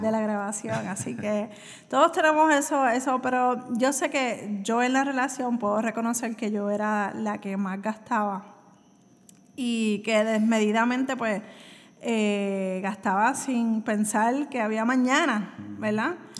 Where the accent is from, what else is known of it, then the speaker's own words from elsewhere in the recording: Puerto Rico; soy de Puerto Rico